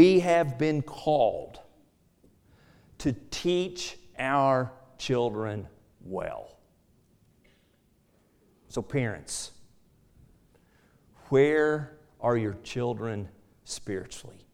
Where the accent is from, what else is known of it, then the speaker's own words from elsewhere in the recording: Ada, Oklahoma, United States; I grew up in Ada, Oklahoma